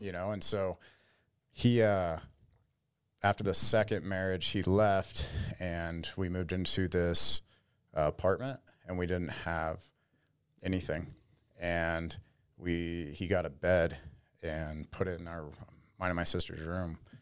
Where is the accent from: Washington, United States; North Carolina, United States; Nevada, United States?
Nevada, United States; Las Vegas; moved away as an adult; also born or lived in Florida; born and raised in Vegas